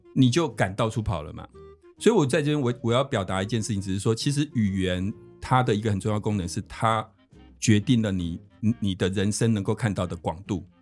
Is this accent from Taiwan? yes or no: yes; Taiwan; 就是说我们台湾人最喜欢去的国家是哪个国家？